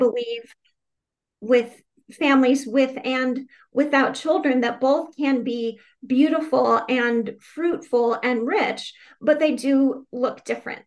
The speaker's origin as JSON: {"language": "English", "town": "Phoenix", "region": "Arizona", "country": "United States", "tie": "born or raised there", "also_born_or_lived": "Tucson, Arizona", "moved": "as an adult", "lives_now": "Richmond, United States", "said": "I grew up in Phoenix, Arizona"}